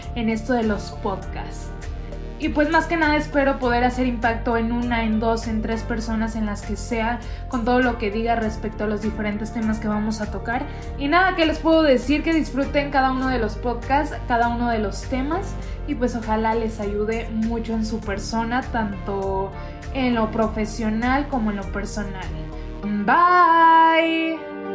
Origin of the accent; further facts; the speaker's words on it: Tangamandapio, Michoacán, Mexico; soy de Tangamandapio, Michoacán